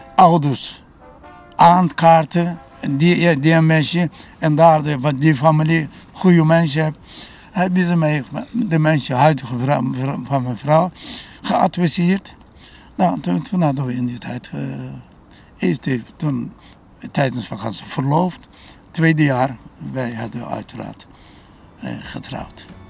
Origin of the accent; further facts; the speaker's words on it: Konya, Turkey; Dutch is a second language; moved away as an adult; also born or lived in Utrecht; now in Netherlands; daar waar ik vandaan kwam, heet Konya